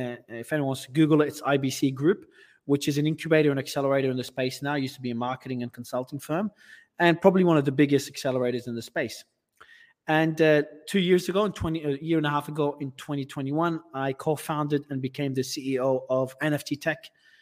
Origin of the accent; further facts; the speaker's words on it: Australia; accent: Australian; moved away as an adult; also born or lived in Lebanon; I'm originally from Australia, but I was born in Lebanon, but I migrated to Australia as a kid. So my accent was Australian until I left the country about 7 years ago